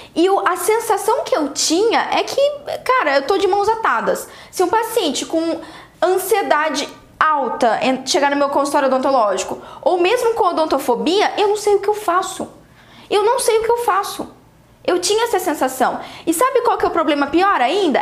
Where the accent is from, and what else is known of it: Brazil